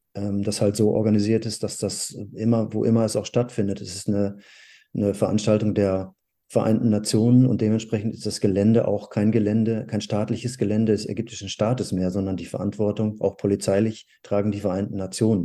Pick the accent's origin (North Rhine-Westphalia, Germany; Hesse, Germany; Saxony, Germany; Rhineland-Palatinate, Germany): North Rhine-Westphalia, Germany; in der Gegend, ähm, wo ich aufgewachsen bin, in Nordrhein-Westfalen